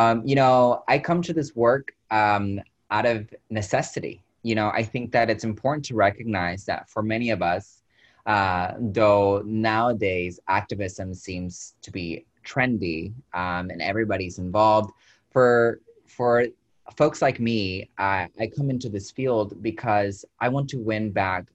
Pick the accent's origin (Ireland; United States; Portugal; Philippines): United States; Dalton, Georgia; moved away as an adult; now in Texas, United States; I grew up in a small town in Georgia, Dalton